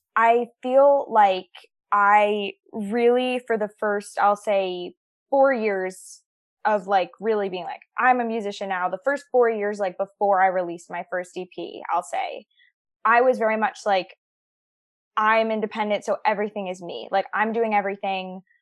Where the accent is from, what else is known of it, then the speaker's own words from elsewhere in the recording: New York, United States; moved away as an adult; now in Nashville, United States; I grew up born and raised in New York